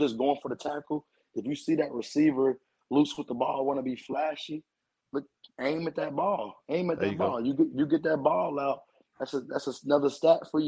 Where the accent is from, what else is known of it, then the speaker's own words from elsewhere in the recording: Greensboro, North Carolina, United States; moved away as an adult; now in Jackson, United States; I'm from Greensboro, North Carolina